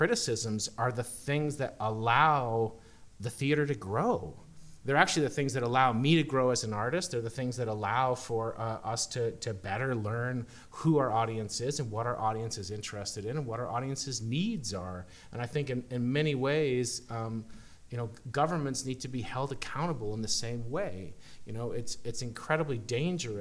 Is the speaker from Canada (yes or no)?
yes; Canada; we're Canadian